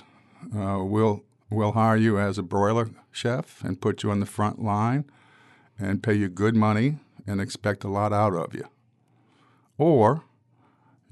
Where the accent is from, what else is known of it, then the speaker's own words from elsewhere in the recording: River Ridge, Louisiana, United States; also born or lived in New Orleans; I was born on Napoleon Avenue at Southern Baptist, so let's start there, and raised in River Ridge.